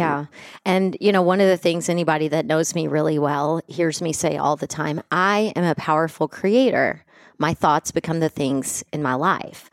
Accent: West Texas, United States; I grew up in West Texas in the '80s

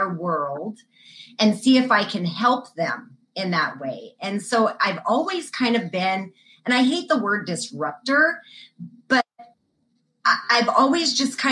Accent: New Mexico, United States; Born and raised in New Mexico

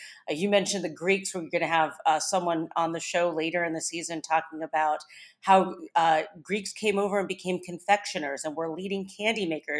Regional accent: Ohio, United States; Bowling Green State University in my home state of Ohio.

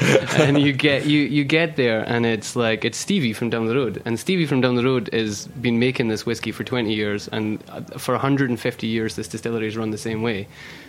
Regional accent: Oban, Scotland, United Kingdom; Yeah. That's my hometown.

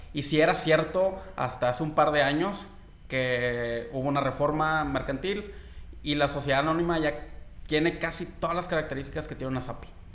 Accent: Mexico; nosotros como mexicanos

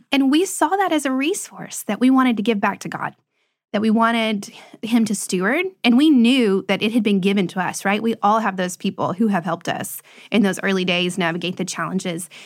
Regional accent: Lebanon, Tennessee, United States; where we live now, Lebanon, is actually my hometown. And it's my parents' hometown.

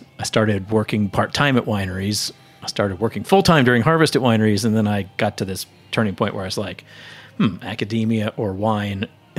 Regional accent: Texas, United States; moved away; also born or lived in Boston; I grew up in Texas.

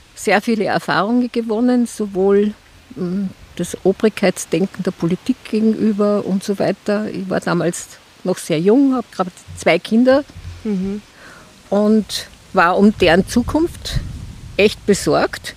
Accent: Austria; bei uns in Österreich

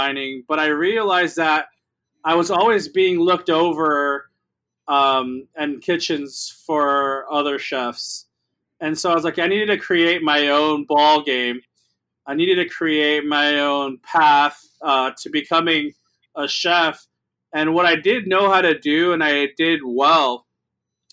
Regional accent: Los Angeles, California, United States; also born or lived in New York; I grew up in East

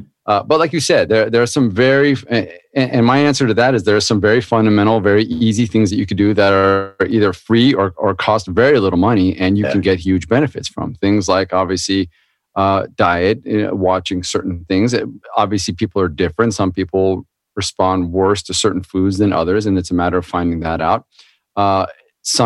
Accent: Anaheim, California, United States; I grew up in Orange County down in California, next to Disneyland, Anaheim

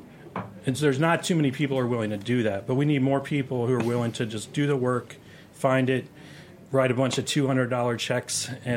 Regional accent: Arkansas, United States; moved away; I'm from Arkansas

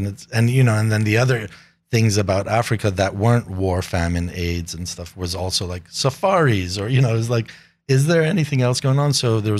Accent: Papua New Guinea; also born or lived in United States; Growing up in Papua New Guinea. That was the biggest life experience, you know, like going from these rich suburbs of the US to Papua New Guinea

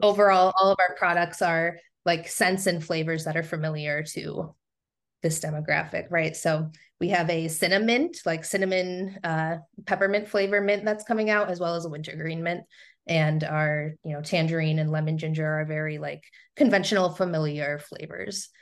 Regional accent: Southern Tier, upstate New York, United States; now in Rochester, United States; my native region of upstate New York is the Southern Tier

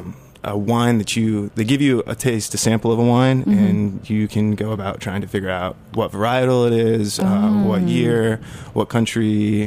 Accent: Fort Collins, Colorado, United States; now in Brooklyn, United States; I come from Fort Collins, Colorado, the home of amazing beer.

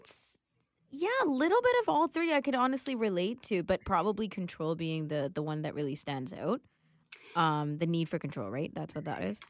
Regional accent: Canada; also born or lived in Sri Lanka; though I grew up in Canada, most of my childhood was spent here

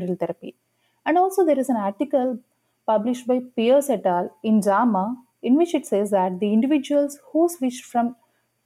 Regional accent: India; moved away; I'm an international medical graduate from India. I did my med school back in my home country

